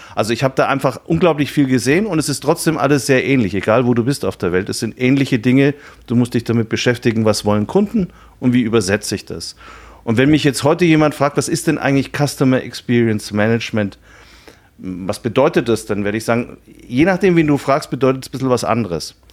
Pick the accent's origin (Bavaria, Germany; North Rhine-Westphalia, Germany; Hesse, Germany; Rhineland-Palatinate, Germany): Bavaria, Germany; Nuremberg; also born or lived in Munich; Ich bin äh, äh, in Nürnberg geboren, habe da eine Banklehre gemacht